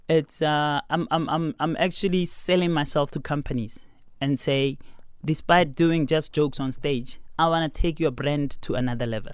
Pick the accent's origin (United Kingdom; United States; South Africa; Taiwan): South Africa; Pretoria, Gauteng; also born or lived in Garankuwa; I'm from Pretoria.